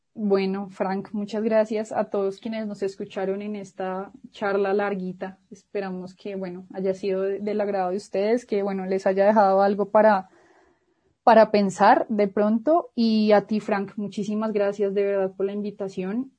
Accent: Bogotá, Colombia; yo que soy bogotana y que he vivido toda mi vida en Bogotá

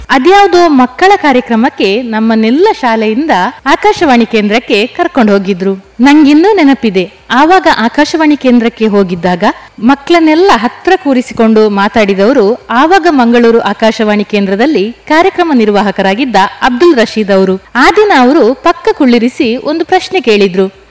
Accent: Moodbidri, Karnataka, India; now in Perla, India; ನನ್ನ ಹುಟ್ಟೂರು ಜೈನ ಕಾಶಿ ಶಿಕ್ಷಣ ಕಾಶಿ ಅನ್ನಿಸಿಕೊಂಡಂತಹ ಮೂಡಬಿದ್ರೆ

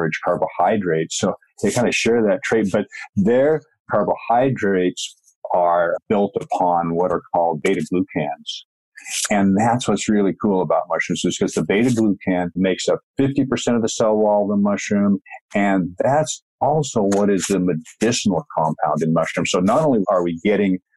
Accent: Washington, United States; moved away as an adult; now in British Columbia, Canada; Pacific Northwest, Washington State, and now I'm in British Columbia

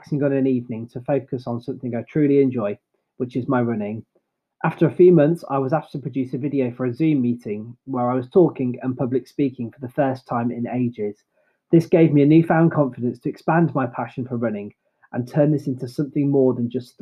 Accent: Droitwich, West Midlands, United Kingdom; a fellow member of my local running club, Droitwich AC.

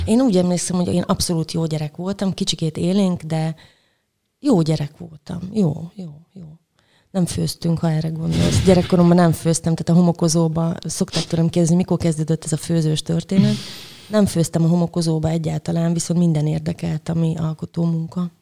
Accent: Debrecen, Hajdú-Bihar, Hungary; moved away as an adult; also born or lived in Budapest; now in Szeged, Hungary; Szeretem Debrecent, mert ott születtem, meg ott töltöttem a gyerekkoromat

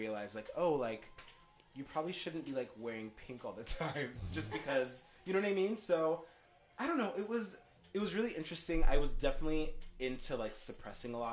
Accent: United States; also born or lived in Cameroon; I was born there, but then I was raised here.

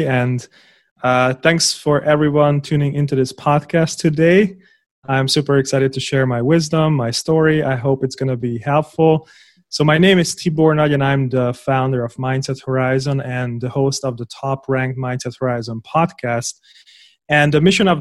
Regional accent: Hungary; I was born in Hungary

